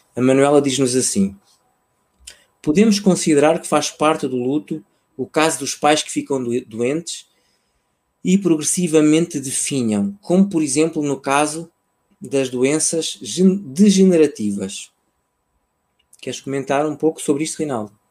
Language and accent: Portuguese; Portugal; also born or lived in Mozambique; foi um movimento quando eu tinha 3, 4 anos, fruto de um, de um conflito armado que se vivia lá uh, e que, em que a segurança das pessoas estava, estava, em causa, estava em causa, e então, por uma questão de segurança, uh, os meus pais decidiram que eu regressava a Portugal